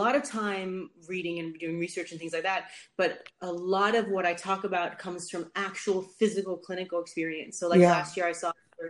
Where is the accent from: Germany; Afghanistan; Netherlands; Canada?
Netherlands; also born or lived in United States; now in London, United Kingdom; I'm originally from Holland, and that's where lived when I was younger, and then after I left the States, I went back to Holland, but then I came to, I came to London for medical school, and I just stayed